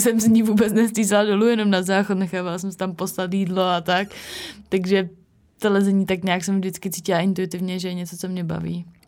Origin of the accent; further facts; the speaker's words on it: Havířov, Moravian-Silesian Region, Czechia; já jsem z Havířova a tam vlastně, no, bylo mi nějakých šest let a začala jsem chodit do, do školy